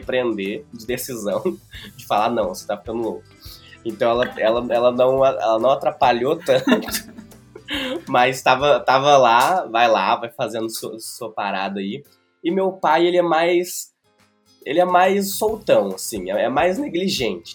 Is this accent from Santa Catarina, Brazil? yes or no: no; Prata, Minas Gerais, Brazil; moved away; also born or lived in Uberlândia; eu voltei para o Prata, voltei para minha cidade natal